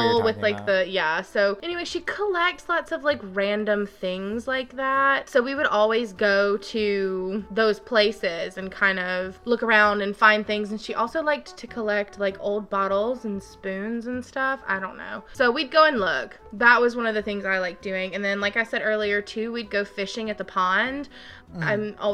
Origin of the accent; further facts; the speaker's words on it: Gulf Coast, United States; I love all kinds of seafood from growing up on the Gulf Coast.